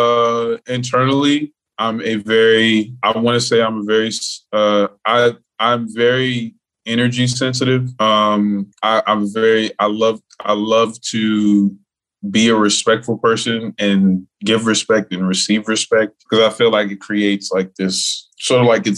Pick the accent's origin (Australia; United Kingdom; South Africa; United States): United States; Miami, Florida; Born and raised in Miami, Florida